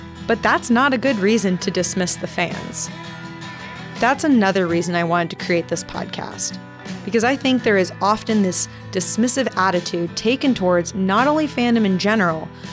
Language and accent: English; Texas, United States; moved away as an adult; now in Midwest, United States; I'm obnoxiously Texan